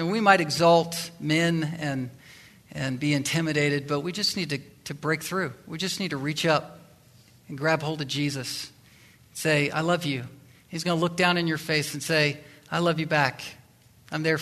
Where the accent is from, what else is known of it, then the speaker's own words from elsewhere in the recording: Virginia, United States; I'm from Virginia, that area